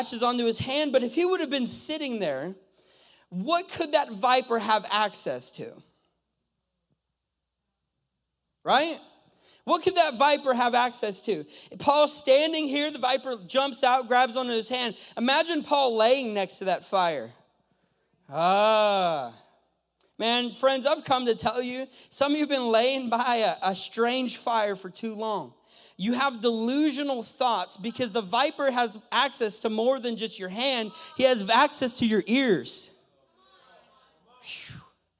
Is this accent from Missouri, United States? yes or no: no; California, United States; moved away as an adult; also born or lived in Mexico; I'm from California. Last year I lived in Mexico